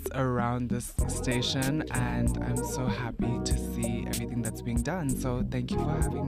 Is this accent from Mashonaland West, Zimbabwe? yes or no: no; Harare, Zimbabwe; I am from Harare, Zimbabwe.